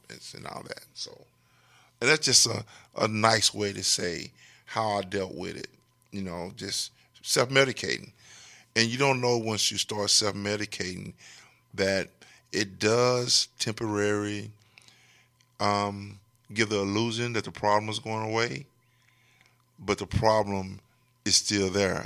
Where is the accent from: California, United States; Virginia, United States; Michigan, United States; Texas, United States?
Texas, United States; Texarkana; I'm from Texarkana